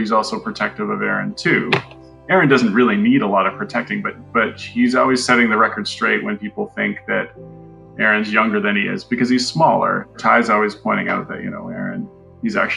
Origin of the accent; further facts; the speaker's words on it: Canada; We're Canadian